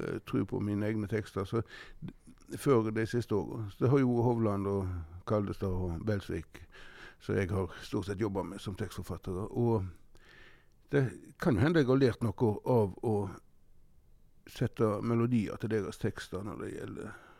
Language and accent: Norwegian; Norway; Og vi var noen av de få som hadde fjernsyn på Måstad, der jeg vokste opp